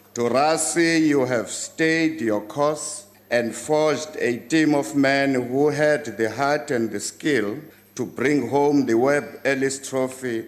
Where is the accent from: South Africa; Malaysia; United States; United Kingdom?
South Africa; we are proudly South African